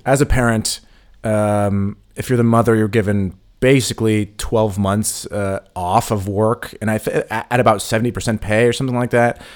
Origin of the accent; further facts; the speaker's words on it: United States; moved away; we're from the States